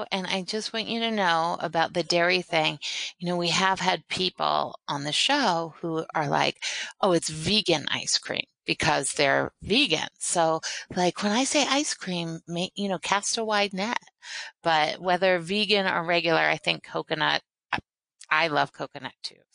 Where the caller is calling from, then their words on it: Philadelphia, Pennsylvania, United States; I am calling from Philadelphia.